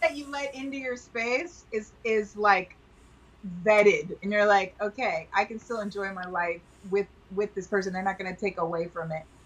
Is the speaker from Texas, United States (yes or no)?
yes; Texas, United States; I grew up in Texas.